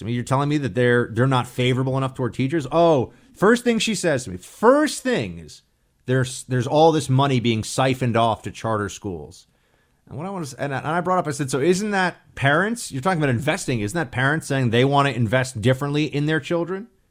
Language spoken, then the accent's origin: English; New York, United States; moved away; think of myself as a New Yorker